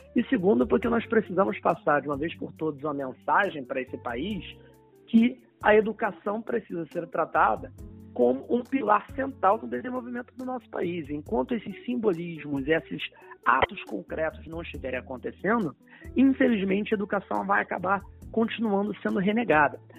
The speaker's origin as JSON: {"language": "Portuguese", "town": "São Gonçalo", "region": "Rio de Janeiro", "country": "Brazil", "tie": "born or raised there", "said": "eu sou de São Gonçalo, na região metropolitana, nascido e criado em São Gonçalo"}